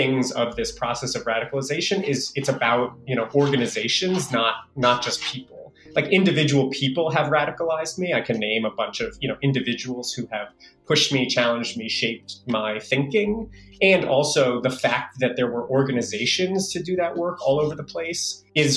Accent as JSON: {"language": "English", "town": "New York City", "region": "New York", "country": "United States", "tie": "born or raised there", "said": "I was born in the Bronx. I live and work in the Bronx"}